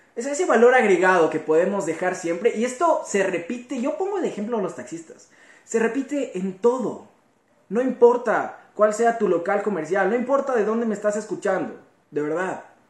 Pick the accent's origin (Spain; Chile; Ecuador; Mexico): Ecuador; como joven ecuatoriano que soy